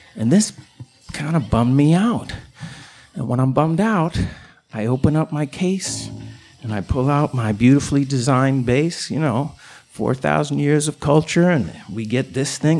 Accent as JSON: {"language": "English", "town": "Chicago", "region": "Illinois", "country": "United States", "said": "I'm from the South Side"}